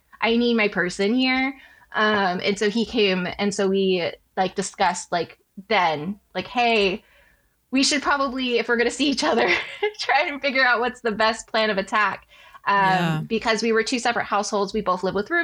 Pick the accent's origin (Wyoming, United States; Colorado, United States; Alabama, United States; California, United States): California, United States; Bay Area; We grew up in the Bay Area together